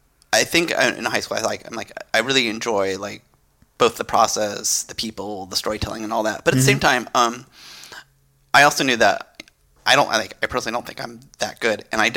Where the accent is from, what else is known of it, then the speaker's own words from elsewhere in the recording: Mountain View, California, United States; I'm a Barrier native.